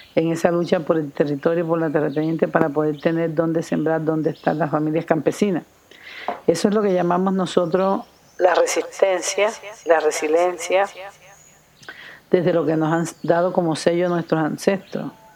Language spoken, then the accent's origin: Spanish; El Carmen de Bolívar, Bolívar, Colombia; Yo soy nacida en Colombia, en el norte de Colombia, en una región que se llama Los Montes de María, Carmen de Bolívar. Ahí nací de una familia de ancestros campesinos